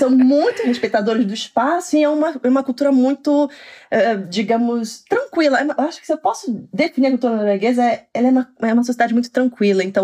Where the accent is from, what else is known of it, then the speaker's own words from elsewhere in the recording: São Paulo, Brazil; now in Oslo, Norway; assim que eu me mudei, que eu vim de São Paulo, que é uma cidade enorme, né?